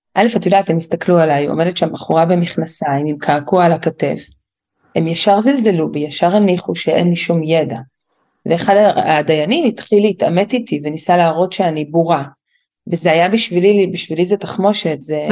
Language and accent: Hebrew; Jerusalem, Jerusalem District, Israel; גדלתי בירושלים, בקהילה מאוד שמרנית, דתית חרדית